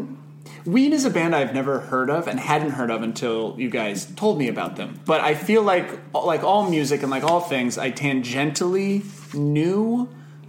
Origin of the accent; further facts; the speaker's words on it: Connecticut, United States; I grew up in the East Coast and, like, in Connecticut drinking sap out of trees